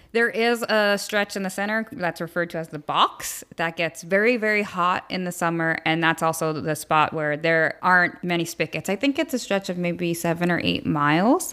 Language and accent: English; New York, United States; now in San Diego, United States; I grew up in New York, liking the outdoors and camping with my family, but didn't really start hiking, hiking until I moved to San Diego